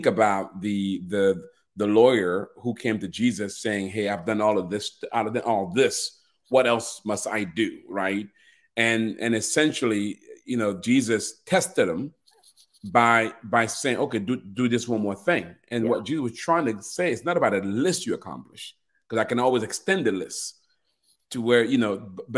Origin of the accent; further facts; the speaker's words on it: Cameroon; I'm actually being from Cameroon. I was born in a royal family